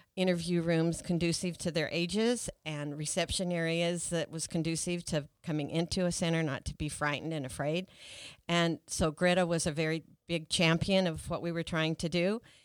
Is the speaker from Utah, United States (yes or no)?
yes; Weber County, Utah, United States; I was born and raised in Weber County